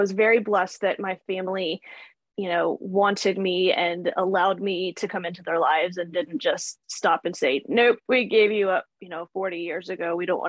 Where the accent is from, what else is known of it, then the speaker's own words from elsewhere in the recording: North Carolina, United States; born there; No, they're where I was born. I was born in North Carolina. So most of them are there.